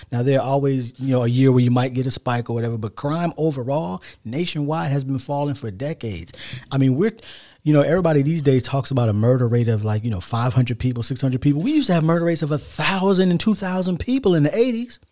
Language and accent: English; United States; we're African American